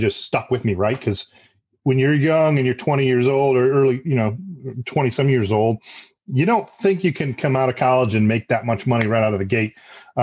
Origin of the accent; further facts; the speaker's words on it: Detroit, Michigan, United States; now in Raleigh, United States; I'm originally from Detroit, Michigan. I live in the Raleigh, North Carolina area